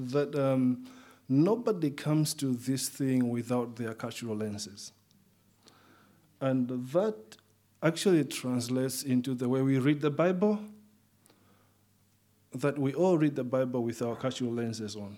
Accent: Malawi; moved away as an adult; also born or lived in South Africa / Switzerland / Austria / Germany; now in Liverpool, United Kingdom; growing up in Malawi, and then from Malawi, first time I come to Switzerland to Europe

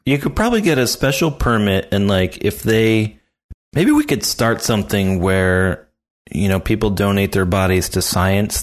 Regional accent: near Philadelphia, Pennsylvania, United States; I grew up near Philly

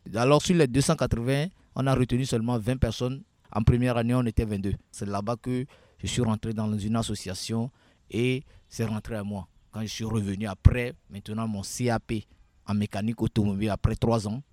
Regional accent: Notsé, Plateaux, Togo; je suis né au Togo dans la préfecture de Haro, précisément à Notché.

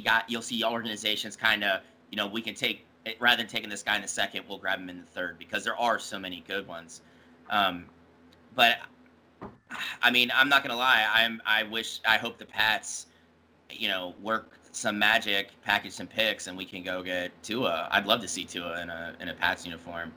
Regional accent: Northeast Ohio, United States; I'm from Northeast Ohio, man. That's home.

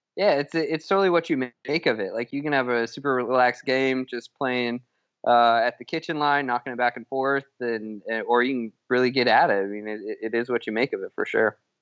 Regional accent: Lafayette, Colorado, United States; moved away as an adult; also born or lived in San Diego; now in Texas, United States; I grew up in Colorado, uh, in a town called Lafayette, which is this town just south of Longmont

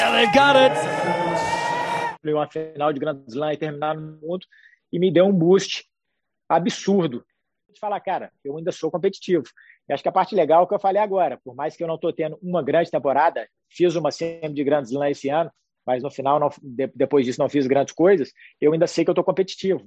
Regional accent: Belo Horizonte, Minas Gerais, Brazil; Nós dois somos de Belo Horizonte, a gente sempre morou muito perto

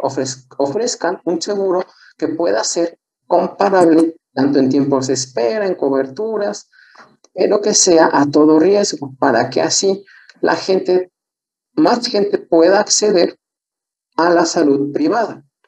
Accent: San Luis Potosí, Mexico; soy de San Luis

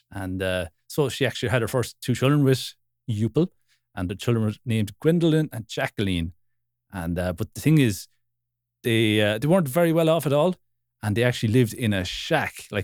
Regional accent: Wexford, Leinster, Ireland; I'm from Wexford

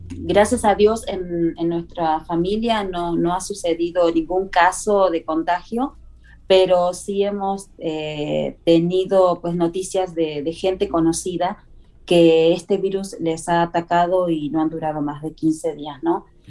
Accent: southern Argentina, Argentina; moved away; Vengo de Argentina, del sur de Argentina

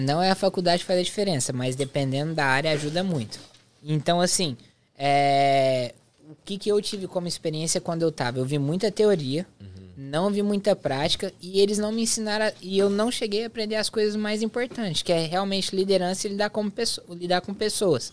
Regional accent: interior of Goiás, Brazil; moved away; eu sou do interior de Goiás

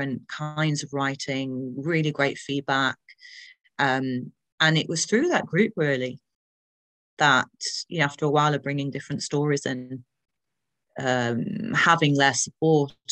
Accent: Manchester, North West England, United Kingdom; Born and bred in Manchester

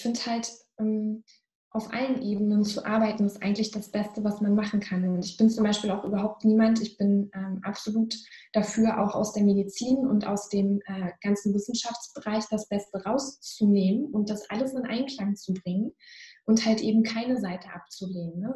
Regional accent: Northern Germany, Germany

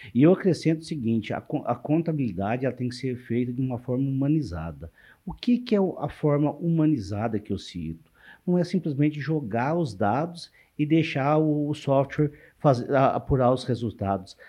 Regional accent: Minas Gerais, Brazil; moved away as an adult; now in Marília, Brazil; eu sou mineiro de nascimento, vim para cá

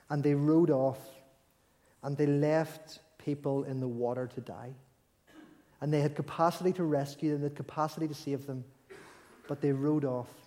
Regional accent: Belfast, Northern Ireland, United Kingdom; like we, you know, we all know we're from Belfast, we all know that the ship set sail

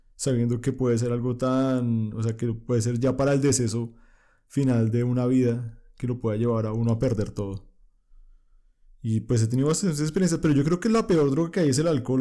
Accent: Colombia; yo como colombiano

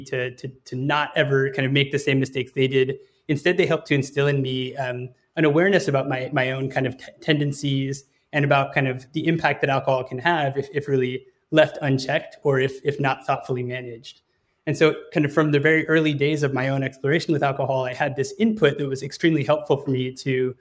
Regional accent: San Francisco, California, United States; I grew up in San Francisco.

